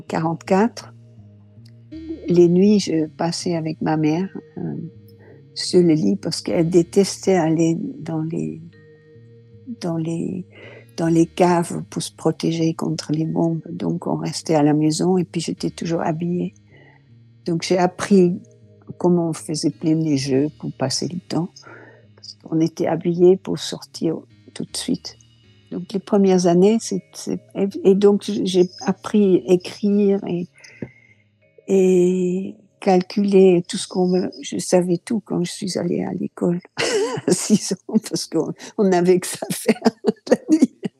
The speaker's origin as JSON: {"language": "French", "town": "Rotterdam", "region": "South Holland", "country": "Netherlands", "tie": "born or raised there", "also_born_or_lived": "France", "second_language": "French", "moved": "as an adult", "said": "Je suis née à Rotterdam euh, fin 1940"}